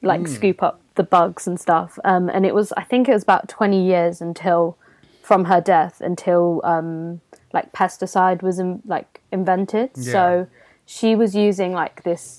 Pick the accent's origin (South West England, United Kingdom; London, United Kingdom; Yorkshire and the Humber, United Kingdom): South West England, United Kingdom; Gloucestershire; where I grew up in Gloucestershire